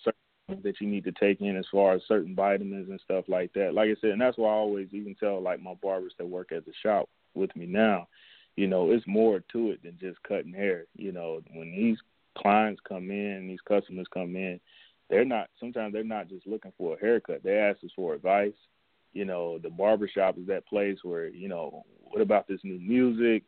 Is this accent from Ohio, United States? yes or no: yes; Cincinnati, Ohio, United States; I'm from Cincinnati, Ohio